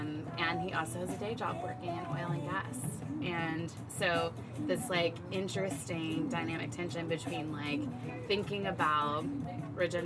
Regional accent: rural Texas, United States; moved away; also born or lived in Washington, District of Columbia, United States; to move back to my hometown, which is a town of 3,000 people. Very rural Texas

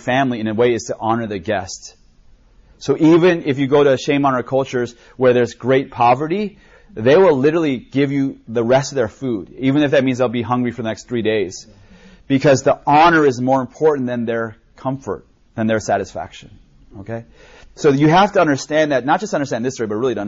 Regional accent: United States; I grew up in America, but my parents were first generation Koreans.

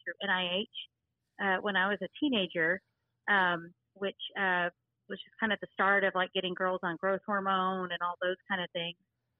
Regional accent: Fort Worth, Texas, United States; born there; now in Mineral Wells, United States; I currently live in Mineral Wells, Texas. I was born in Fort Worth, Texas, and my dad was in the military, so we moved around a little bit.

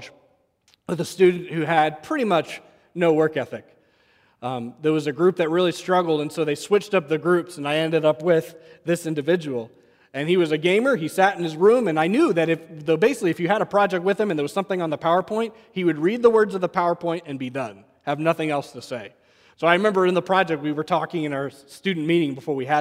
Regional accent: New England, United States; growing up in New England

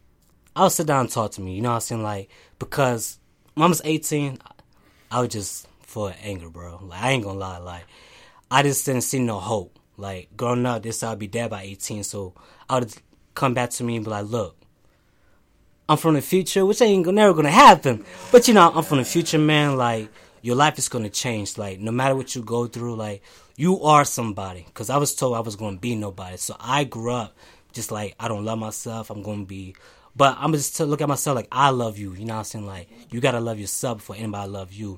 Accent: Lancaster, Pennsylvania, United States; I was born in Lancaster.

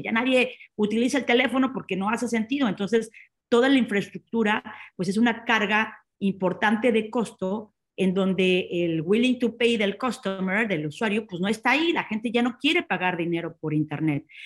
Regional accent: Mexico; now in Barcelona, Spain; desde Barcelona los saludo que soy una emprendedora mexicana

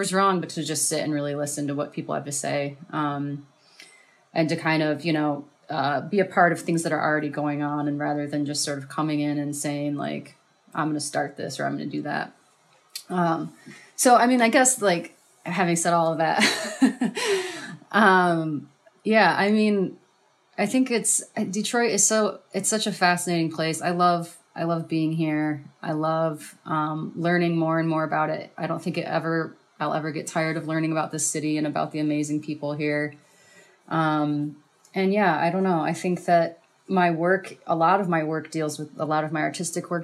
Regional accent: Ann Arbor, Michigan, United States; moved away as an adult; also born or lived in Ypsilanti; now in Detroit, United States; I grew up in Ann Arbor and Ypsilanti area, and then moved back to the city in 2012

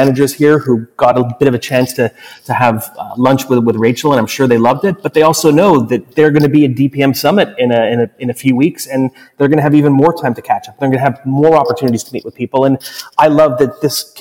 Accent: Montreal, Quebec, Canada; Montreal, my hometown

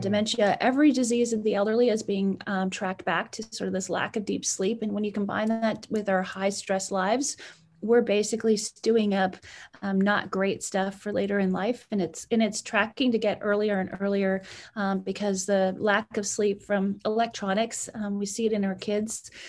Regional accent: Edmonton, Alberta, Canada; moved away as an adult; now in United States; I was born in Edmonton, Alberta, Canada

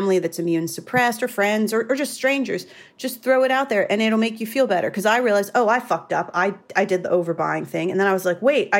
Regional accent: United States; as an American

